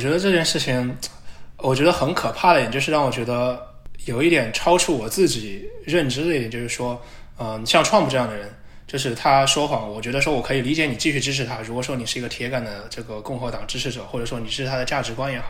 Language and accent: Chinese; China; now in United States; 我们中国人